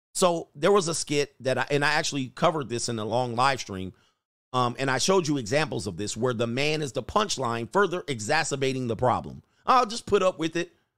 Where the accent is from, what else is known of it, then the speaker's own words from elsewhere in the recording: Los Angeles, California, United States; I'm from the San Fernando Valley